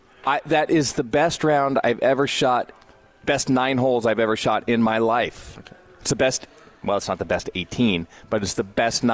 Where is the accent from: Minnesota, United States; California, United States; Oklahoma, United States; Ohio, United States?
California, United States; Culver City; In Culver City.